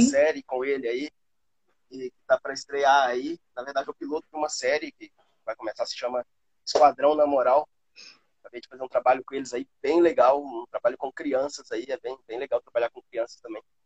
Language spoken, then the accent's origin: Portuguese; Patos de Minas, Minas Gerais, Brazil; also born or lived in Rio de Janeiro, Brazil; now in Valinhos, Brazil; lá na minha cidade, né, em Patos de Minas